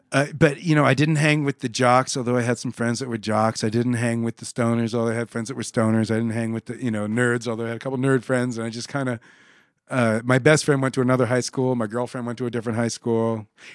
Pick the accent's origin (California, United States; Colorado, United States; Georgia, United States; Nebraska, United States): Nebraska, United States; Omaha; also born or lived in Pittsburgh, United States / San Antonio, United States; I grew up in Omaha.